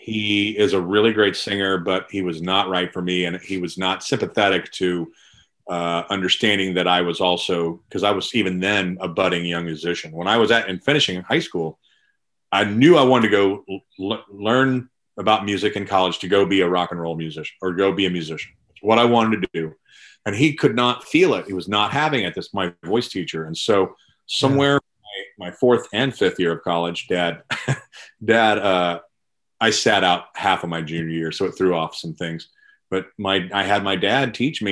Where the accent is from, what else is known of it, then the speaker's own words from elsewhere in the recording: Louisville, Kentucky, United States; moved away as an adult; also born or lived in Kansas City; I'm originally from Louisville, Kentucky. And then I kind of grew up there. I spent some years in Louisiana and then moved back to Louisville